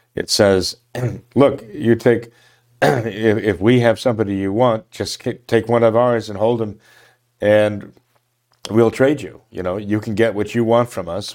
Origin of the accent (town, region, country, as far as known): United States